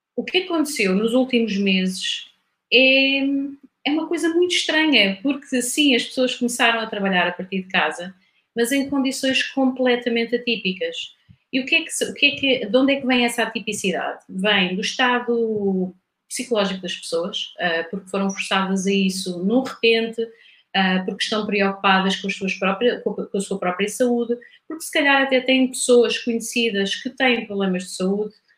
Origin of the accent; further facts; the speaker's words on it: Coimbra, Centro, Portugal; moved away as an adult; also born or lived in Lisbon / London; nasci em Coimbra, ah, Vivi em Coimbra até aos 20 anos